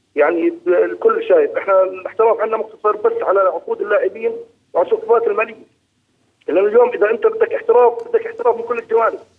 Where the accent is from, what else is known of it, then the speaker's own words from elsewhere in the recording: Jordan; عندنا بالأردن